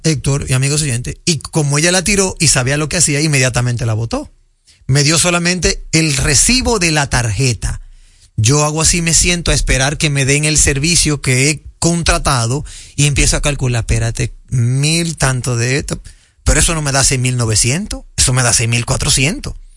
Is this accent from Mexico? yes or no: no; Dominican Republic; como buen dominicano